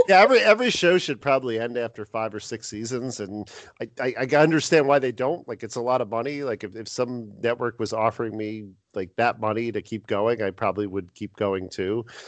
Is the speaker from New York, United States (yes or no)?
yes; New York area, United States; we're both from the New York area